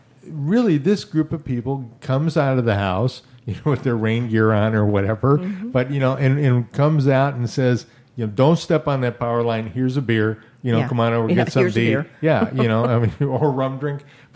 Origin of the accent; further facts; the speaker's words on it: Midwest, United States; now in Florida Keys, United States; I'm from the Midwest